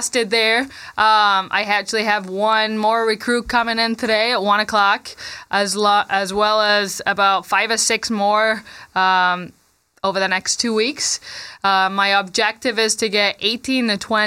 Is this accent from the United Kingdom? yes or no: yes; Manchester, North West England, United Kingdom; moved away as an adult; now in Grand Rapids, United States; I was born and raised in Manchester, England